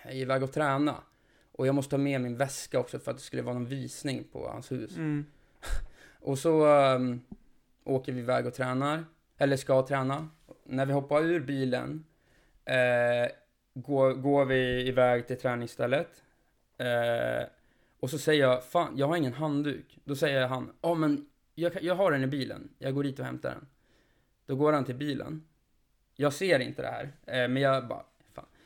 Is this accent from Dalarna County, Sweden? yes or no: no; Jämtland, Sweden